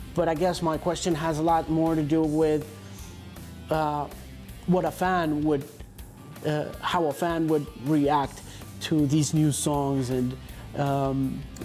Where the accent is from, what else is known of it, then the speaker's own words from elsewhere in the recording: Colombia; as a Colombian